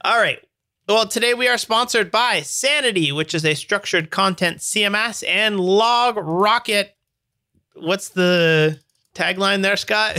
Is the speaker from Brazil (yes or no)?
no; Canada; I'm Canadian